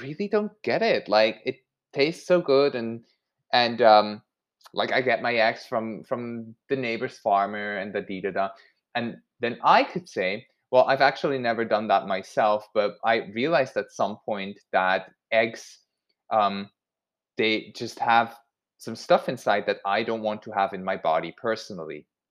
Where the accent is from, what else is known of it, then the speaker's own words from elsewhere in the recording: Switzerland; I grew up in Switzerland and eggs and sausages, that was just a thing my whole childhood